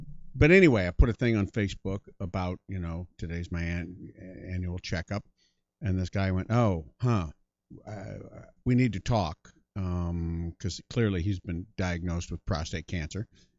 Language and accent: English; Iowa, United States; also born or lived in Colorado, United States / Hull, Canada / Yuma, United States; I was born in Colorado, then we moved to Hull, Canada, which is in Quebec. And then we moved to Yuma, Arizona, which is on the Mexican border. And then we moved to Ames, Iowa.